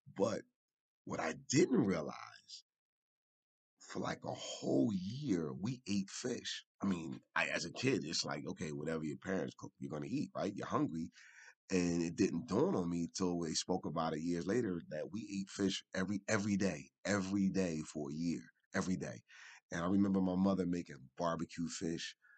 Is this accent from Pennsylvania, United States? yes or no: yes; Philadelphia, Pennsylvania, United States; in West Philadelphia was, was, was a delight to see for me as a, as, as a, as a young man at four or five years old. And um, one day I attended Huey Elementary, which was on 52nd, 52nd